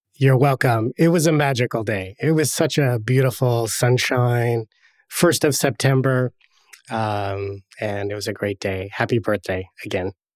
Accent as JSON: {"language": "English", "town": "Sherwood", "region": "Oregon", "country": "United States", "tie": "born or raised there", "also_born_or_lived": "Portland, Oregon"}